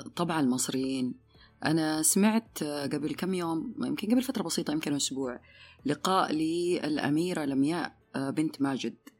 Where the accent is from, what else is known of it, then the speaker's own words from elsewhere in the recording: Hejaz, Saudi Arabia; احنا عندنا عندنا احنا مثل حجازي